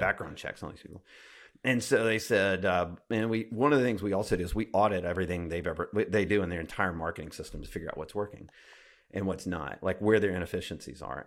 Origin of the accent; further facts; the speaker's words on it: Alabama, United States; I grew up in Alabama